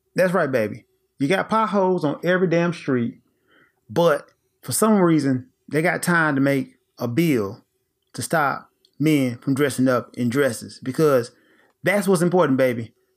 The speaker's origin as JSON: {"language": "English", "town": "Memphis", "region": "Tennessee", "country": "United States", "tie": "born or raised there", "also_born_or_lived": "Japan", "moved": "as an adult", "said": "I am presently relocated into my home state, Tennessee, in the great city of Memphis"}